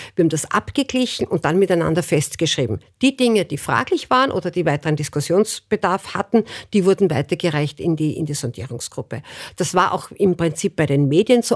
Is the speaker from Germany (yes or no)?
no; Burgenland, Austria; ich komme aus dem Burgenland